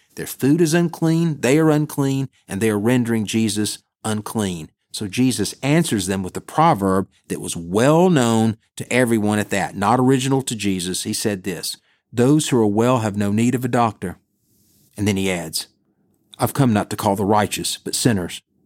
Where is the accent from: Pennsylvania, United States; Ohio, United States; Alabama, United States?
Alabama, United States; Bessemer; also born or lived in Birmingham, Alabama; I'm from Bessemer, which is a suburb of Birmingham, Alabama